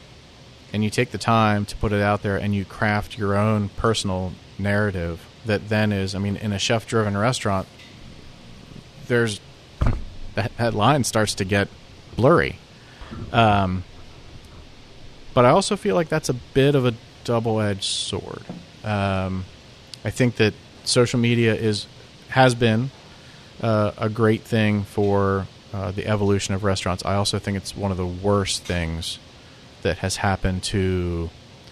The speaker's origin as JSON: {"language": "English", "region": "Pennsylvania", "country": "United States", "tie": "born or raised there", "moved": "as an adult", "lives_now": "Nashville, United States", "said": "which is where I grew up in Pennsylvania. I also come from a very working class area of the country"}